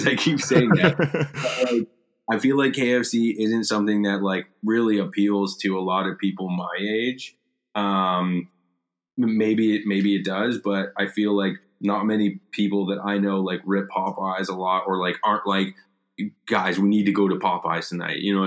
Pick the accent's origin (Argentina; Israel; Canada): Canada; here in Canada, because like we're not American